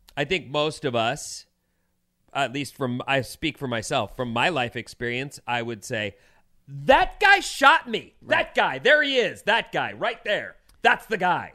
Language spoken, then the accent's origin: English; Orange County, California, United States; growing up in Orange County, I grew up with a lot of Asian kids